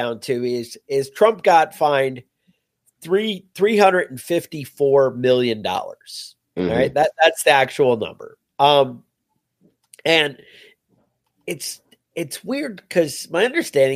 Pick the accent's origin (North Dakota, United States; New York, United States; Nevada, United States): New York, United States; as a New Yorker